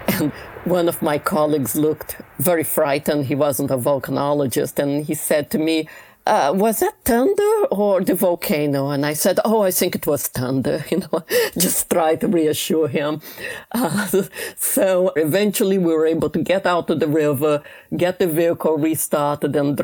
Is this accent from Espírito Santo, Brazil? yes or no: no; Rio de Janeiro, Brazil; moved away; I grew up in Rio de Janeiro, right by the famous Ipanema beach.